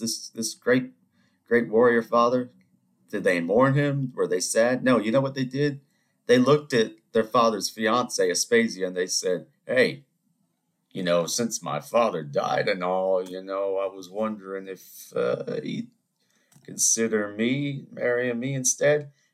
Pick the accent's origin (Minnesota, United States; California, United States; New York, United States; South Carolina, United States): South Carolina, United States; Charleston; I, am from South Carolina, I'm from Charleston